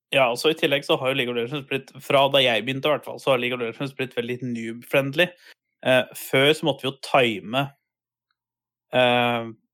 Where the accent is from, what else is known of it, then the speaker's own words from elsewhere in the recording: Buskerud, Norway; jeg er fra det som het Buskerud en gang i tida